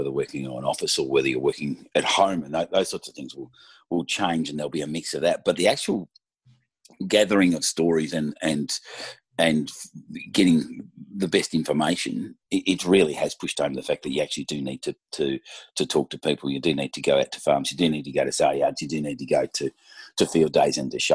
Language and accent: English; Gippsland, Victoria, Australia; I grew up in Gippsland, a place called Tanamba, so between Maffra and Hayfield, on a dairy farm.